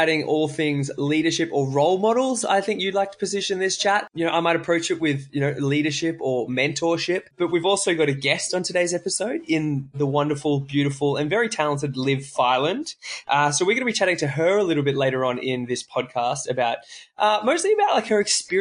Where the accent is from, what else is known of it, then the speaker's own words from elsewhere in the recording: Australia; as an Australian